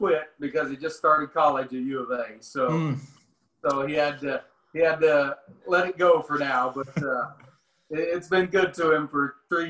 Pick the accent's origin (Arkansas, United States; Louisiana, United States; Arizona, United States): Arkansas, United States; Cherokee City; also born or lived in Siloam Springs; Well, I was born and raised in Cherokee City, which is, 15 miles outside of Siloam. Hmm. So yeah, I was actually born in Siloam, but I lived out there with my grandpa most of my life.